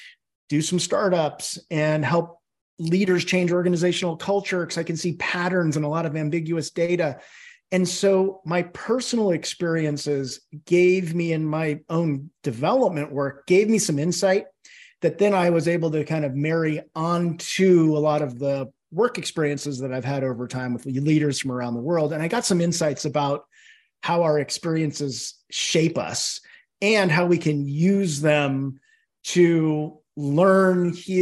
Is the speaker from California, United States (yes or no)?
yes; California, United States; Well, I grew up in the San Francisco Bay Area, and when I was three, my mother developed a mental illness.